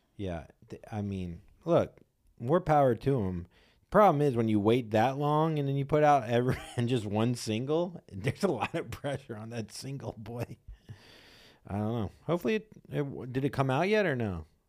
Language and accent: English; Florida, United States; moved away; I grew up in Florida, which was so hum-, humid